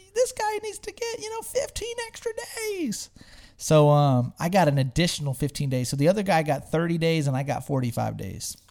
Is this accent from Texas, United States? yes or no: yes; Smithville, Texas, United States; also born or lived in San Antonio, Texas; growing up in Smithville, Texas